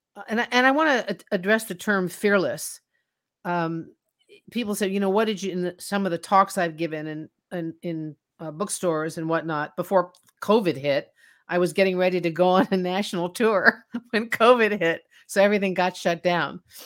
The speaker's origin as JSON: {"language": "English", "town": "Washington", "region": "District of Columbia", "country": "United States", "tie": "born or raised there", "said": "growing up in Washington, D C"}